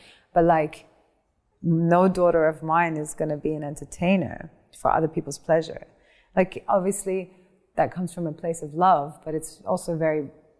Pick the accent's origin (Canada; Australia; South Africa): Australia; Mother and my sisters are in Australia. {S0} Ooh. {S1} Yeah, yeah. Because so we're all Australian.